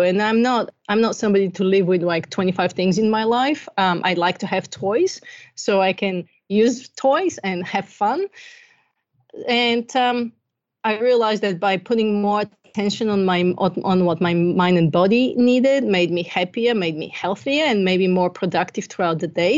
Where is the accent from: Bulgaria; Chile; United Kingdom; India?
Bulgaria; moved away; I'm originally from Bulgaria. I grew up during communism, and I had the best childhood ever